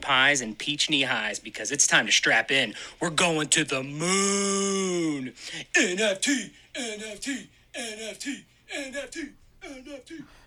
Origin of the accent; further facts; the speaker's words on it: United States; I'm American